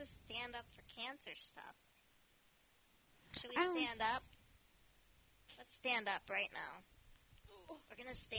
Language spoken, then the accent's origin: English; Menasha, Wisconsin, United States; I'm from Menasha.